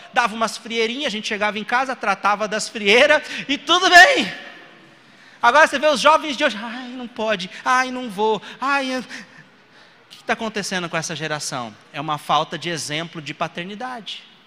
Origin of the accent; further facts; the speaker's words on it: Brazil; eu nasci no Brasil